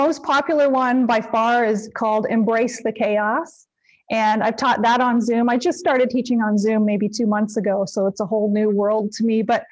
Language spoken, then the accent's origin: English; Canada; I'm Canadian